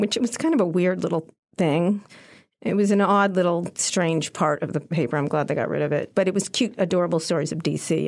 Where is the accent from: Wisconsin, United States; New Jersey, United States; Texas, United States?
New Jersey, United States; Princeton; moved away as an adult; also born or lived in Philadelphia, Pennsylvania / Long Island, New York / Roslyn Harbor, New York / Washington, D.C.; I grew up in Princeton mostly